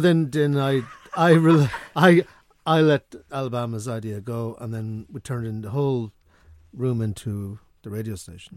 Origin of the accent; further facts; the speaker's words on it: Sligo, Connacht, Ireland; I'm from Sligo